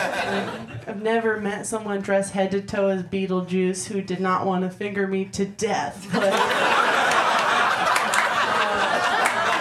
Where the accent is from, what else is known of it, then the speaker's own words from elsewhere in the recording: Massachusetts, United States; moved away as an adult; I'm from Massachusetts